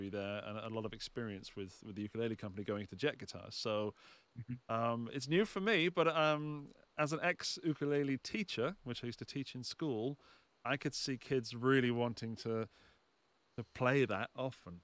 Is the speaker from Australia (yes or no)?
no; United Kingdom; As a Brit